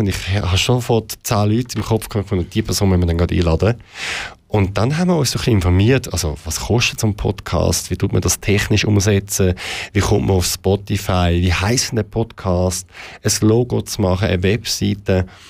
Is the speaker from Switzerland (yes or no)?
yes; Zurich, Switzerland; Ich bin im Kreis 8 aufgewachsen, in der Stadt Zürich